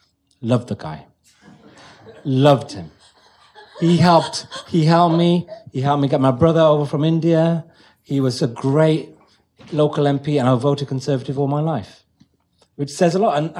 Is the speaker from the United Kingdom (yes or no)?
yes; Wolverhampton, West Midlands, United Kingdom; now in London, United Kingdom; I grew up in Wolverhampton